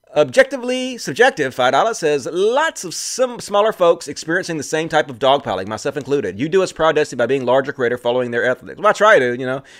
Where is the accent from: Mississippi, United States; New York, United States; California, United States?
Mississippi, United States; I'm from Mississippi.